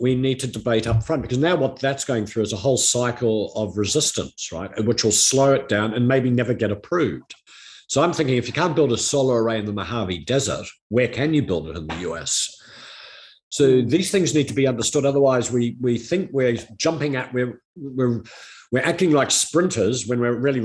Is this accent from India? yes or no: no; New Zealand; my home country of New Zealand